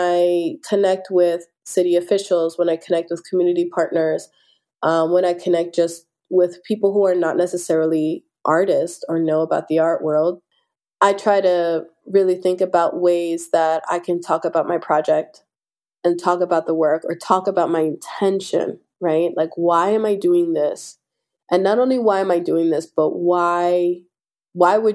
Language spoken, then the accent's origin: English; Philadelphia, Pennsylvania, United States; I'm born and raised in South Philadelphia. I still live on the same block that I was raised on, right by the 9th Street Market